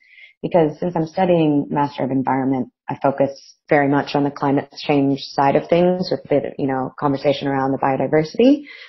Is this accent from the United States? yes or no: yes; United States; now in Melbourne, Australia; I'm also studying a Master of Environment at the University of Melbourne and I'm from America originally.